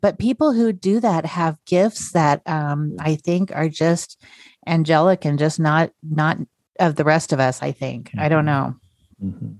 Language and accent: English; North Idaho, United States; also born or lived in South Korea; am from um, North Idaho. I was born okay. in Korea and then adopted. Um, mm-hmm. and I ended up in North Idaho